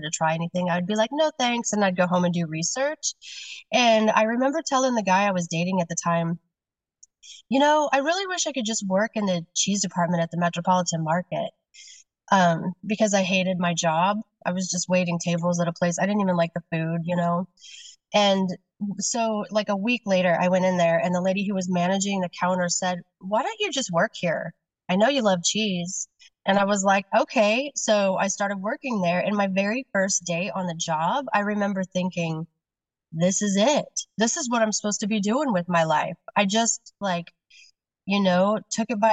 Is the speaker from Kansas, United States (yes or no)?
yes; Kansas, United States; now in Seattle, United States; I grew up in Kansas